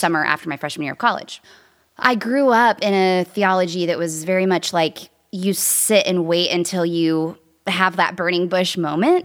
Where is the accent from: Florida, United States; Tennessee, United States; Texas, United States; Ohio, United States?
Tennessee, United States; Nashville; also born or lived in New York City; I was born and raised in Nashville, Tennessee